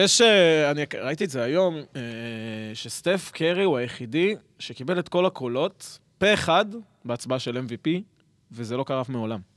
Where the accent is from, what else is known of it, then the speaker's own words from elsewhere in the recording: Petah Tikva, Central District, Israel; אני נולדתי בבית חולים בפתח תקווה